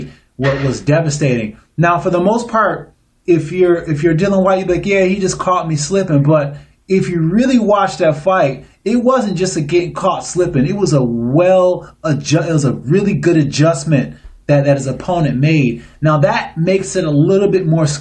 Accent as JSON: {"language": "English", "town": "Niagara Falls", "region": "New York", "country": "United States", "said": "I am from Niagara Falls, but I have kids who live in Illinois"}